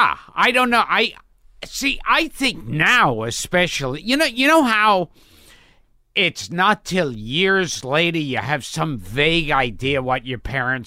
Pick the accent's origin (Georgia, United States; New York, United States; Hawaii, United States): New York, United States; New York City; I was born in Coney Island, then lived in Crown Heights, and then Borough Park.